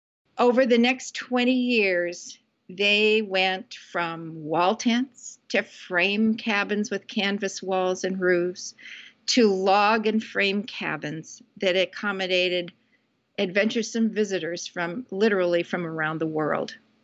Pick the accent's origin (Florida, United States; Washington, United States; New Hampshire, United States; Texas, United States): Washington, United States; Puget Sound area of Washington State, United States; moved away; I grew up in the Puget Sound area of Washington State, and our family camped.